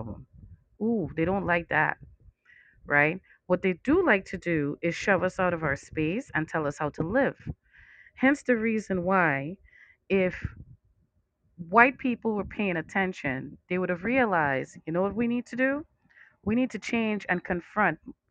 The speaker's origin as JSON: {"language": "English", "country": "Trinidad & Tobago", "moved": "yes", "lives_now": "United States", "said": "I'm from Trinidad"}